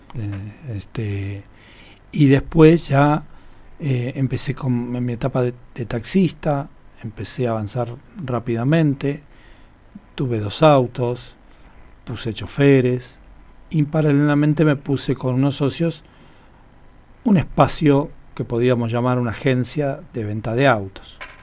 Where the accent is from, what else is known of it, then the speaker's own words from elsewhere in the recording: Buenos Aires, Argentina; moved away as an adult; now in Buenos Aires Province, Argentina; yo nací hace 58 años en un barrio de la capital federal de la ciudad de Buenos Aires eh, que se llama San Cristóbal